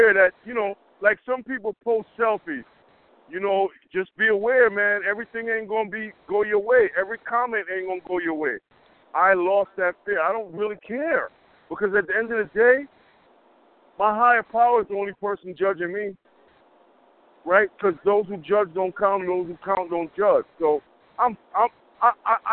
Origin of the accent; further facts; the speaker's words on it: Yonkers, New York, United States; I'm from Yonkers, I ain't scared of nothing